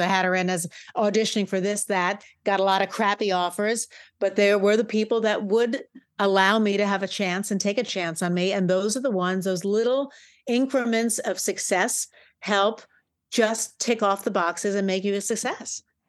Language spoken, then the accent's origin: English; New York, United States; I grew up in New York.